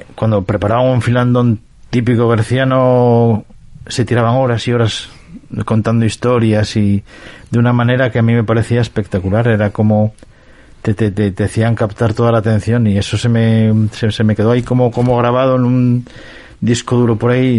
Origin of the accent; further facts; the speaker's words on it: Cacabelos, Castile and León, Spain; also born or lived in London; now in Oviedo, Spain; me trasladé desde mi pueblo natal, Cacabelos, hasta, hasta, hasta Oviedo